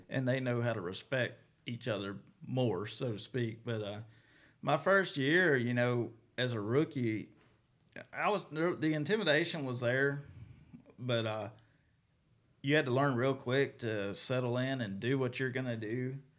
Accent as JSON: {"language": "English", "region": "Mississippi", "country": "United States", "said": "even though I'm from Mississippi, I live right there on the line"}